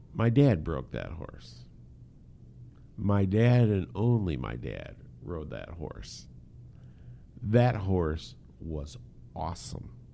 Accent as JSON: {"language": "English", "country": "United States", "said": "us being American males"}